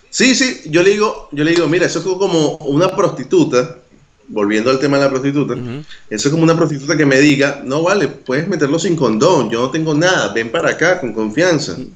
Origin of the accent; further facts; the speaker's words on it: Venezuela; moved away; sí, salí de Venezuela y conquisté un culito internacional.